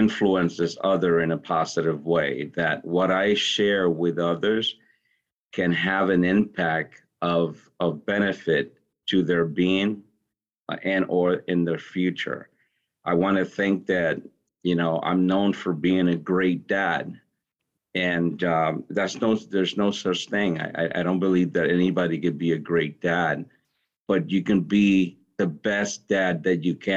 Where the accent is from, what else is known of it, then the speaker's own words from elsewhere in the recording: Hartford, Connecticut, United States; I grew up in Hartford.